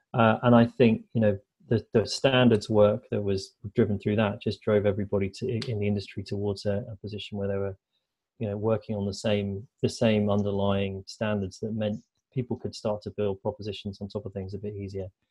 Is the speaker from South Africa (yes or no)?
no; United Kingdom; moved away as an adult; now in Canada; I'm a Brit